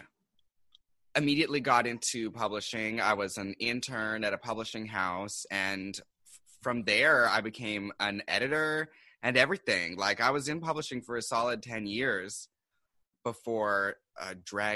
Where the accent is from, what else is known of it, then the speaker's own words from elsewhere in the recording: Seattle, Washington, United States; now in New York City, United States; I'm originally from Seattle. And I came here to do publishing